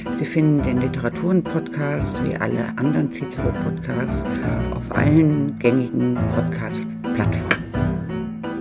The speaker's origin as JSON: {"language": "German", "region": "Berlin", "country": "Germany"}